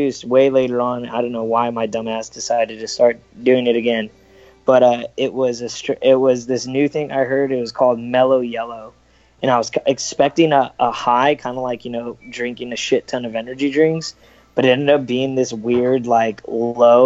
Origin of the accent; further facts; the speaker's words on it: Los Angeles, California, United States; I'm from California, like Los Angeles, Orange County area.